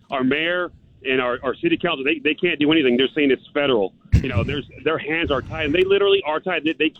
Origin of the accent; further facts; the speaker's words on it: Uvalde, Texas, United States; my hometown, Uvalde, Carrizo Springs, Del Rio, Eagle Pass.